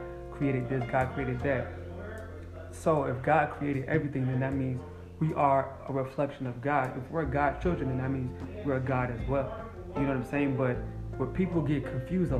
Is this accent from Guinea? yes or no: yes; Guinea; moved away; I'm from Africa too. What part? Guinea